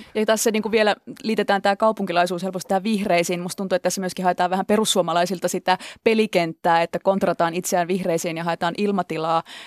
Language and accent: Finnish; Central Finland, Finland; moved away; mä oon oikeasti maalta tullut, mä oon Keski-Suomesta kotoisin oleva k- nyt kaupungissa asuva ihminen